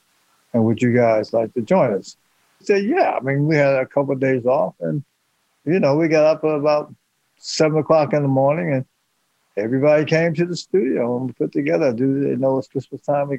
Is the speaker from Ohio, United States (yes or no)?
yes; Youngstown, Ohio, United States; we came from Youngstown, Ohio, our mother split us up, and we stayed around the corner on Whiteness Street, and then we finally moved on that corner on Pacific Avenue